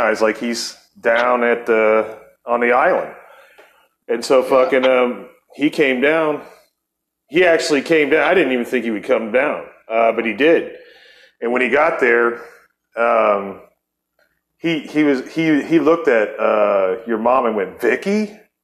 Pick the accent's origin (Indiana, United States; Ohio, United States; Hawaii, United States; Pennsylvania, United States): Ohio, United States; Akron; moved away; also born or lived in Barberton, Ohio; we're both from Akron, Ohio